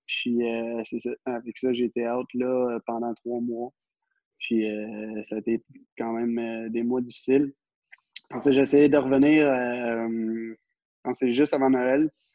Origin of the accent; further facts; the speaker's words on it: Quebec City, Quebec, Canada; je viens de la, de de Québec